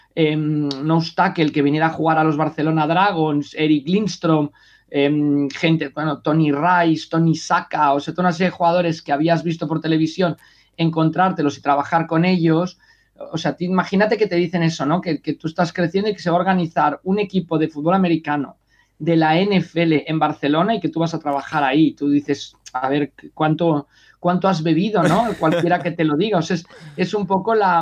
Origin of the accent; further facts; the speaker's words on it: Mexico; also born or lived in Sant Cugat del Vallès, Spain; now in Spain; cuando crecí en México